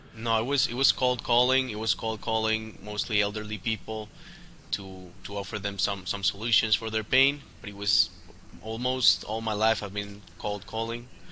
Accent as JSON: {"language": "English", "country": "Colombia", "tie": "born or raised there", "said": "born and raised in Colombia"}